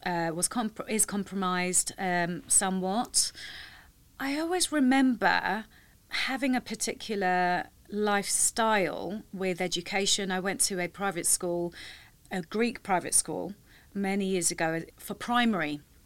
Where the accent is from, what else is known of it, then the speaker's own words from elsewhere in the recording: London, United Kingdom; I'm born and raised in London.